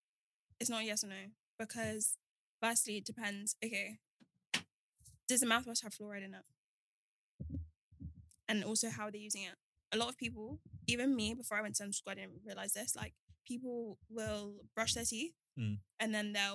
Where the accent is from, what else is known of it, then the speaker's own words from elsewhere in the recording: Nigeria; especially being like Nigerian, it's like be a doctor, be a lawyer.